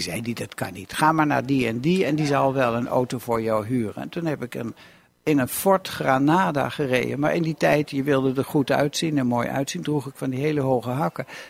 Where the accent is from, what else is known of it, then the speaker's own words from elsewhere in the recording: Lochem, Gelderland, Netherlands; moved away as an adult; also born or lived in Enschede; ik kom uit Lochem. En de grap is dat ik nu weer in Lochem woon